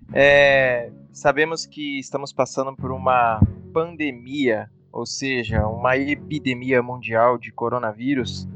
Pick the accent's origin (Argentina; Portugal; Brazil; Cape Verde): Brazil; a gente é brasileiro, a gente adora futebol